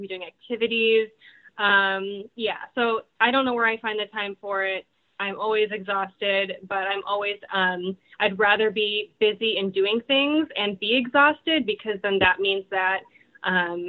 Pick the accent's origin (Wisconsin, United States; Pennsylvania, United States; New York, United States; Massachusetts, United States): Wisconsin, United States; Portage; accent: Midwestern; I grew up in Wisconsin, so we're the dairy state